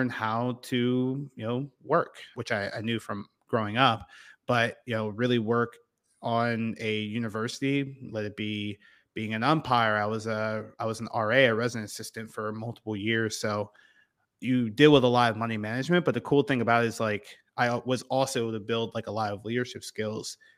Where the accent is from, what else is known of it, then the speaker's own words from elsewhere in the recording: about an hour from Penn State, Pennsylvania, United States; Penn State was right in my backyard. It was about an hour away from my hometown